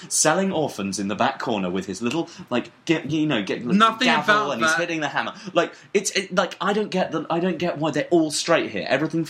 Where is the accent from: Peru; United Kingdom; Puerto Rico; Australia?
United Kingdom; moved away as an adult; now in New York City, United States; I'm British and I have loads of friends there